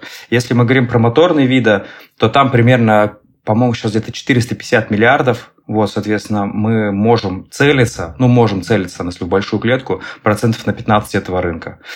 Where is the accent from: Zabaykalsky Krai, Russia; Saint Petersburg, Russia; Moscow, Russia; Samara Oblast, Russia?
Saint Petersburg, Russia; я предприниматель а, из Санкт-Петербурга